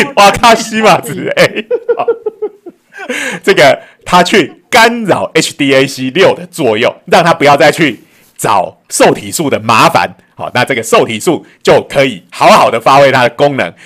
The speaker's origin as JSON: {"language": "Chinese", "country": "Taiwan", "said": "我们台湾人"}